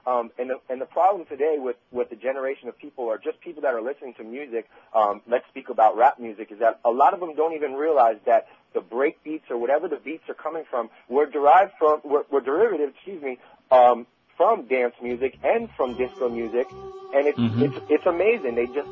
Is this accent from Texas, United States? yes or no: no; New York, United States; now in Fort Lauderdale, United States; I'm 31 years old, and I've grown up always listening to dance music. I was raised in New York